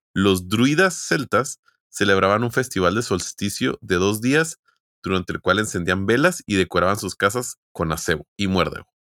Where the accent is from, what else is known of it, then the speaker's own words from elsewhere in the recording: Mexico; Como buenos mexicanos